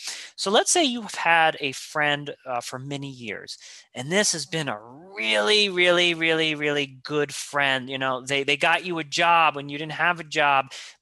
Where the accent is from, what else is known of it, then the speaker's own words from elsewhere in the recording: New York, United States; I'm a New Yorker.